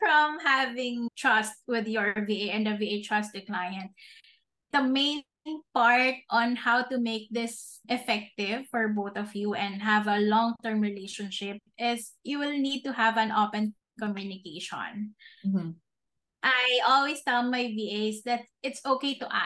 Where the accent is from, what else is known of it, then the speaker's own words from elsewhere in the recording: Philippines; as a Filipino here in the Philippines